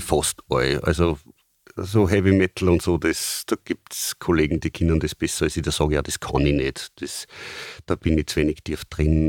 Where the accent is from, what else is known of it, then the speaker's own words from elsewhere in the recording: Austria; bei uns in Österreich